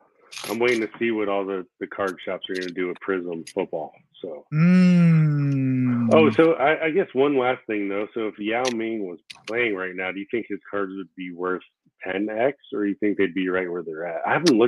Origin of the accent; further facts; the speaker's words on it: Florida, United States; first language Korean; English is a second language; also born or lived in New York; He's from Florida. I'm from Florida.